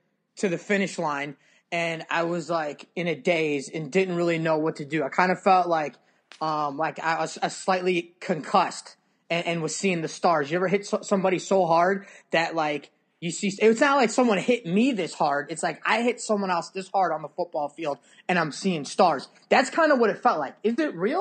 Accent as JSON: {"language": "English", "town": "Chicago", "region": "Illinois", "country": "United States", "moved": "yes", "lives_now": "Morgantown, United States", "said": "I'm actually from Chicago"}